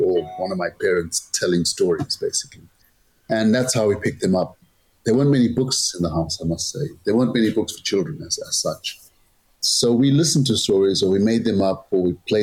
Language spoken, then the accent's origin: English; Zimbabwe; now in London, United Kingdom; I'm originally from Zimbabwe, but I'm based in London